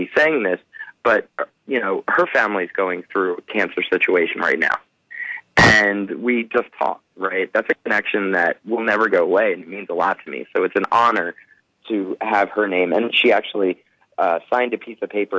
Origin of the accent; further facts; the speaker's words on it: Philadelphia, Pennsylvania, United States; moved away; also born or lived in Los Angeles; I'm from Philadelphia